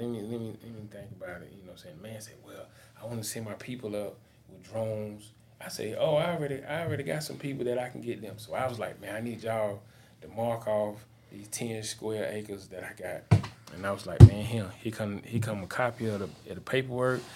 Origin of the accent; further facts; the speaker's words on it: Columbia, South Carolina, United States; I'm from Richland County